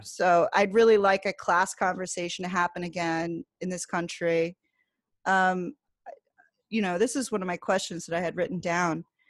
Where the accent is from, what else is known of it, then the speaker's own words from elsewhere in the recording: New Jersey, United States; I lived in New Jersey at the time, I grew up in New Jersey